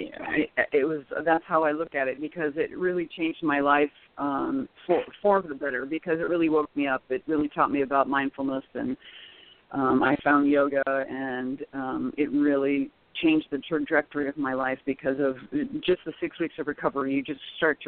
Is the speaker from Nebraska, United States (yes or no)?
yes; Nebraska, United States; now in Arizona, United States; I'm originally from Nebraska, so I usually go back and do something every summer.